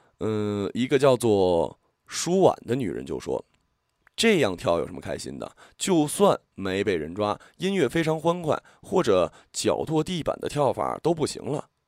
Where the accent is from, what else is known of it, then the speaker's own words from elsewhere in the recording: Hong Kong; 第一，呃，大家都懂，怕老婆，这是我们香港人常说的。